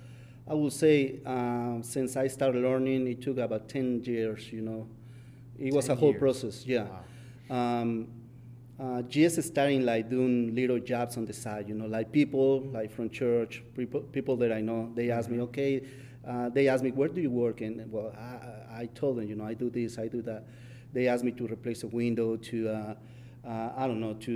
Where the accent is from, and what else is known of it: Mexico; English is a second language; now in United States